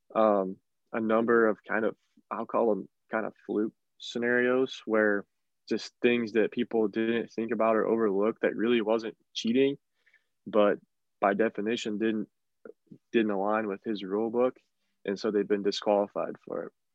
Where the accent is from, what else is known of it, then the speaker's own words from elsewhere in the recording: northern West Virginia, United States; I'm from northern West Virginia